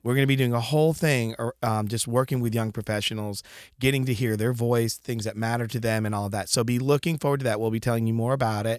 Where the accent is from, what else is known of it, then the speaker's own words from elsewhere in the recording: Connecticut, United States; I am from Connecticut. I've always been a New England guy